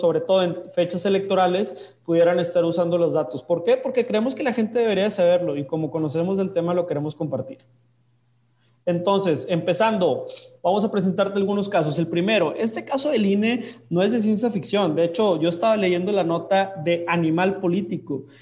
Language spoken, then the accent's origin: Spanish; Monterrey, Nuevo León, Mexico; yo soy de Monterrey